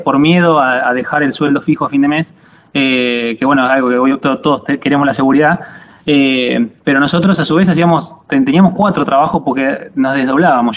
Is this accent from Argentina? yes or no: yes; Argentina; moved away as an adult; also born or lived in La Plata, Argentina; now in Italy; soy de Pebojó